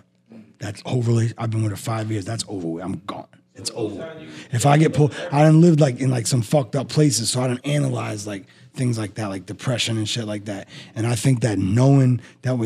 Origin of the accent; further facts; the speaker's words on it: Massachusetts, United States; moved away; also born or lived in Philadelphia; I'm from Massachusetts